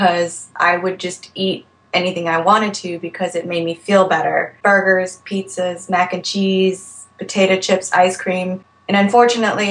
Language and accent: English; Alexandria, Virginia, United States; I am from Alexandria, Virginia, and I am 31 years old